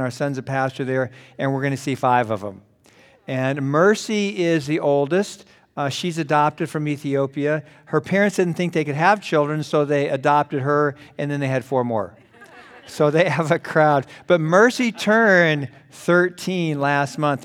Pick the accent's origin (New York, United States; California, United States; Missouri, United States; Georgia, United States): California, United States; Los Angeles; I was born in Los Angeles. My parents took me home at the end of the runway